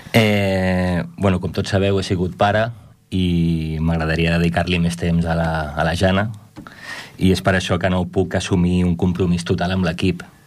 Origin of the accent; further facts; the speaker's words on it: Ripollet, Catalonia, Spain; estic molt orgullós de formar part de la història del club, del meu poble